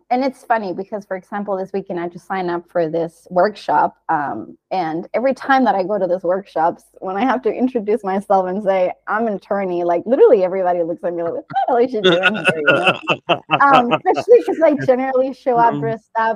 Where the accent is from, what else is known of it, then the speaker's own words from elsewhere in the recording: Canary Islands, Spain; moved away as an adult; also born or lived in United States; I'm originally from the Canary Islands, but I studied in the US